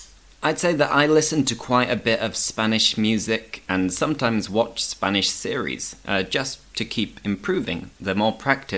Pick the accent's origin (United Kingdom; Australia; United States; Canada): United Kingdom; England; I'm English